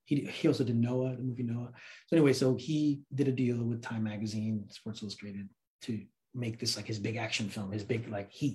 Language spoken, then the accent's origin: English; Afghanistan; I said, you know, I'm from Afghanistan originally.